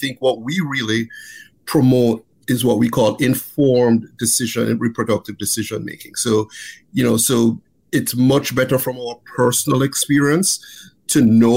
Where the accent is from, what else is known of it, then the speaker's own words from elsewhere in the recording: Jamaica; also born or lived in Texas / Maryland; now in United States; I grew up in Jamaica